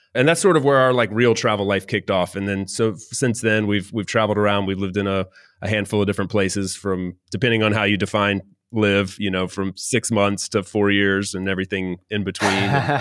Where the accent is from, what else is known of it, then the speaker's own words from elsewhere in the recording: North Carolina, United States; moved away as an adult; also born or lived in Miami, Florida; now in Valencia, Spain; North Carolina is where I, I grew up